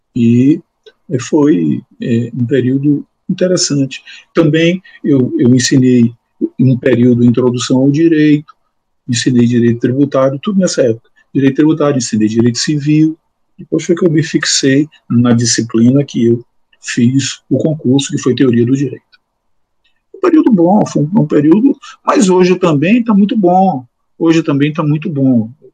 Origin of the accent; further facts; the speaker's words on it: Bahia, Brazil; moved away as an adult; now in Alagoas, Brazil; Eu sou baiano